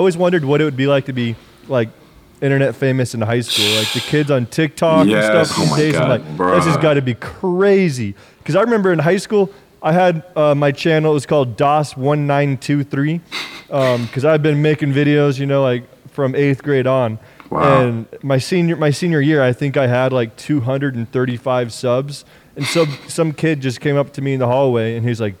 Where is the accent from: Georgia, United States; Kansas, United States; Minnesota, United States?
Kansas, United States; moved away as an adult; also born or lived in Arizona; I'm from Kansas originally